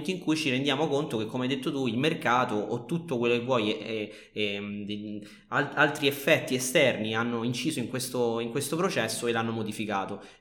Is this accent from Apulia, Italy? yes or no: no; Rome, Lazio, Italy; non sono storico, ma sono romano.